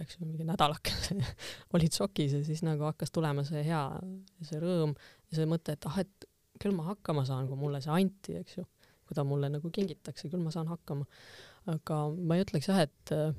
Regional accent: Võru, Võru County, Estonia; moved away as an adult; kuna see on minu, minu kodukoht, siis ma tegelikult tahtsin ka koju tagasi, et Võrumaa ikkagi kuidagi kutsus, juured kutsusid tagasi

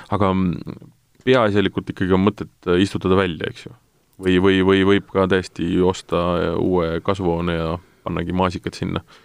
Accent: Tartu, Tartu County, Estonia; ma olen ise Tartust pärit

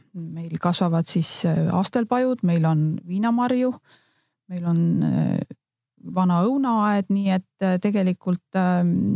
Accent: Northern Estonia, Estonia; moved away as an adult; now in Võru County, Estonia; abikaasaga me tegelikult oleme Põhja-Eestist pärit ja, ja Võrumaale nii-öelda sisse rännanud

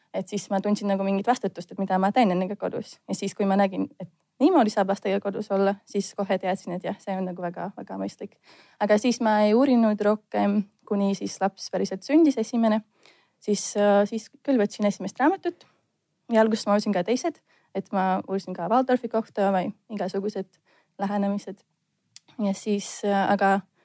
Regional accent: Latvia; Estonian is a second language; now in Estonia; ma olen lätlane

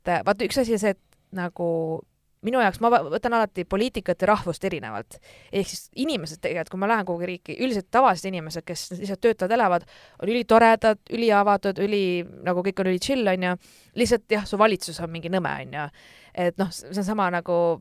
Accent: Estonia

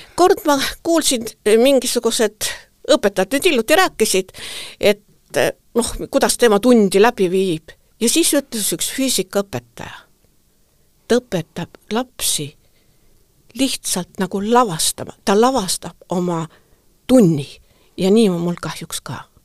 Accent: Tartu, Tartu County, Estonia; moved away as an adult; also born or lived in Saaremaa; mina olen sündinud ja kasvanud Tartust

